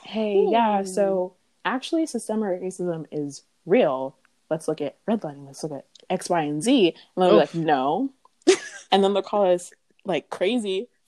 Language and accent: English; Florida, United States; I won't even say white people because I'm from Florida.